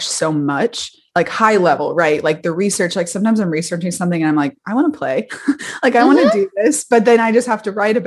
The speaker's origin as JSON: {"language": "English", "region": "Kentucky", "country": "United States", "said": "I was from Kentucky."}